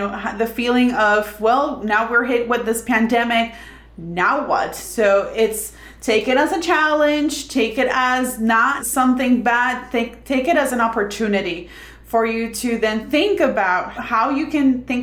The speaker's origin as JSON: {"language": "English", "country": "Puerto Rico", "said": "I'm from Puerto Rico"}